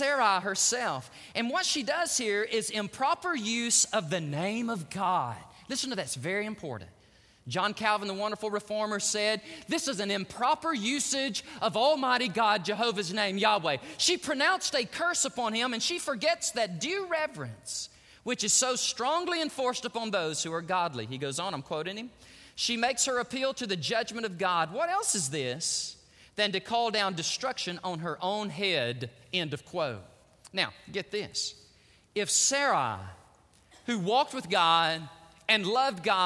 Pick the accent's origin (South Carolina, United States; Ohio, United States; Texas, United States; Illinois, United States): Texas, United States